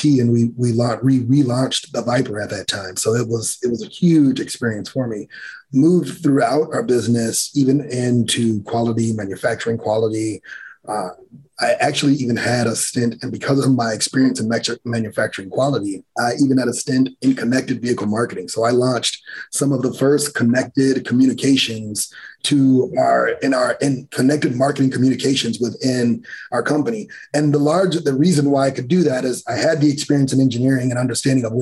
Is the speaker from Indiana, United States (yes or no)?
yes; Gary, Indiana, United States; I grew up in Gary, Indiana